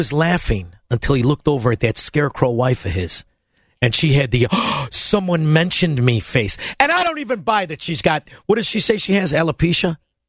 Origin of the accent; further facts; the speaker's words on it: Melrose Park, Illinois, United States; also born or lived in Chicago; I'm in town for a little while. Not long, believe me. But I grew up in Melrose Park